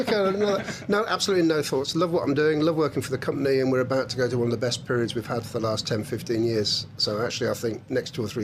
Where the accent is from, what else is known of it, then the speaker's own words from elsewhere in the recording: India; also born or lived in Coventry, United Kingdom; Uh, I was born in Coventry, didn't work hard enough at school. Then I was brought up in India, came back